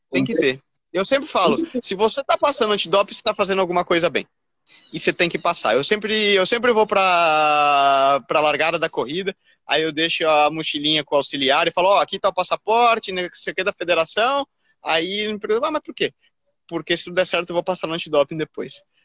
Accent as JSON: {"language": "Portuguese", "country": "Brazil", "tie": "born or raised there", "said": "eu com essa minha cara aqui de, de brasileiro nato"}